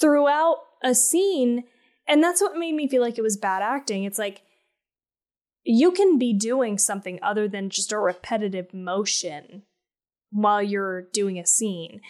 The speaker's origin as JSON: {"language": "English", "region": "Colorado", "country": "United States", "tie": "born or raised there", "said": "I grew up in Colorado"}